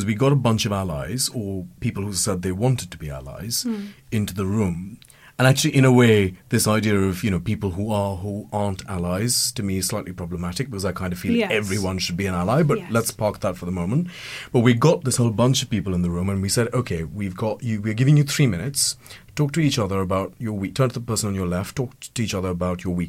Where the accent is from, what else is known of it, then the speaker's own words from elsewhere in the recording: India; now in United Kingdom; I'm an immigrant and I'm Indian